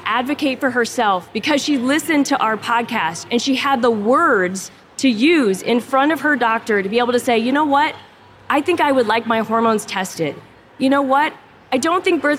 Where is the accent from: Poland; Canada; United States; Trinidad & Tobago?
United States; Omaha, Nebraska; I am from Omaha, Nebraska.